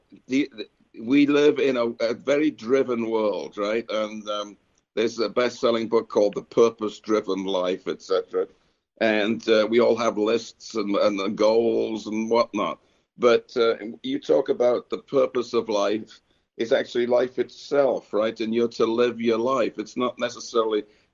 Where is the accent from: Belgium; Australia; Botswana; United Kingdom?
United Kingdom; moved away; I grew up in Britain, so we love fruitcake over there